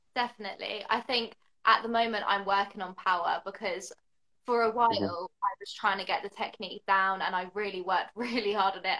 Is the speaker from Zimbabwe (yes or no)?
no; the south of England, United Kingdom; now in London, United Kingdom; I'm in London, although I'm not actually from London. I'm from the south of England.